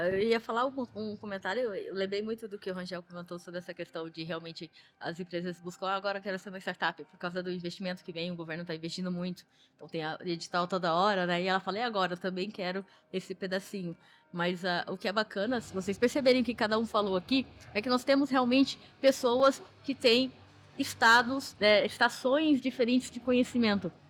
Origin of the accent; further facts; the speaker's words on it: Cuiabá, Mato Grosso, Brazil; eu sou de Cuiabá, Mato Grosso